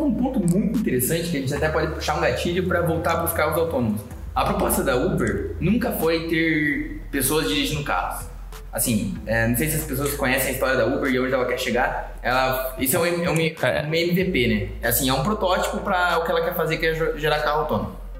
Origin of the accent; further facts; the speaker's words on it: São José dos Pinhais, Paraná, Brazil; eu sou de São José dos Pinhais, não sou de Curitiba